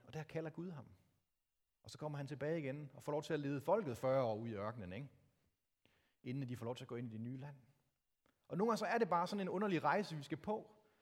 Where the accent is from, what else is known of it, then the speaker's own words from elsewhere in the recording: Denmark; Os som danskere